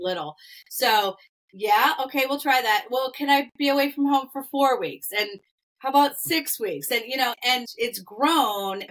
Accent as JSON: {"language": "English", "region": "Massachusetts", "country": "United States", "tie": "born or raised there", "moved": "yes", "lives_now": "Midwest, United States", "said": "I live in the middle of the Midwest, and I'm a New Englander. We grew up in Massachusetts"}